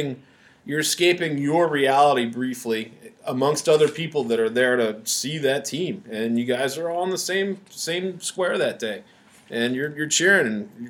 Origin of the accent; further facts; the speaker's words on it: Philadelphia, Pennsylvania, United States; we're from Philly area